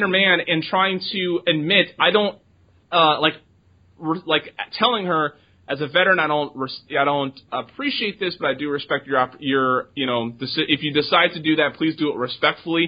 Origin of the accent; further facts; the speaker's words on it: United States; as an American and a veteran and everything else that I am